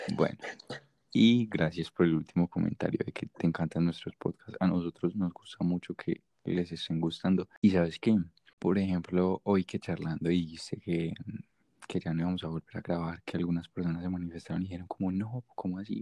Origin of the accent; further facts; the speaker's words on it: Medellín, Antioquia, Colombia; accent: paisa; no soy gringo. Soy de Medellín, Colombia.